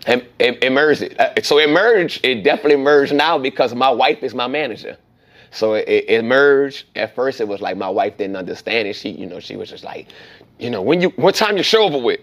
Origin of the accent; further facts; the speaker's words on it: New Orleans, Louisiana, United States; me growing up in New Orleans as a child, it was it was fun